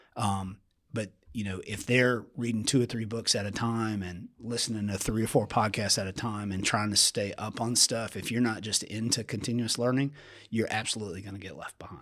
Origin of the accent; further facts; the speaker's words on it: Columbia, South Carolina, United States; I grew up in Columbia, South Carolina